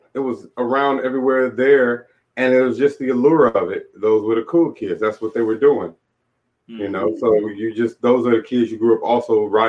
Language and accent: English; Inglewood, California, United States; moved away as an adult; now in Olympia, United States; I'm from Inglewood, California.